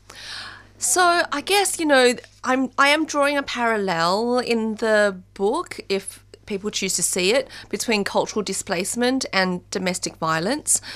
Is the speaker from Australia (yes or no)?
yes; Australia; moved away as an adult; also born or lived in China; growing up in Australia